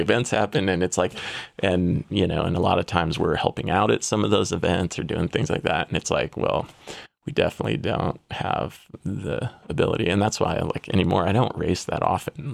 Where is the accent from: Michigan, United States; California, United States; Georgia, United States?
California, United States; San Diego; I'm from San Diego, California.